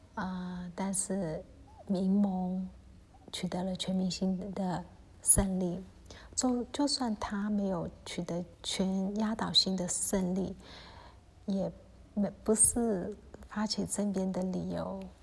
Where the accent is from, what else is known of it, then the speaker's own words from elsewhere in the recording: Myanmar; 我们缅甸人